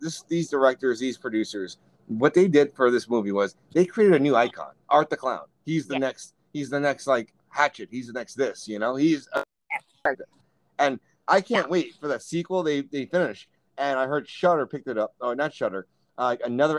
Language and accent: English; New York, United States; as a New Yorker